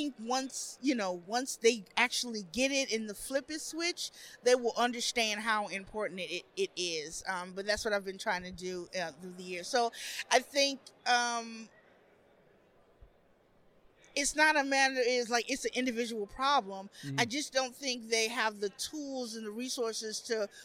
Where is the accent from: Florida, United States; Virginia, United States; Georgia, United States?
Georgia, United States; Atlanta; moved away as an adult; now in Birmingham, United States; I'm from Metro Atlanta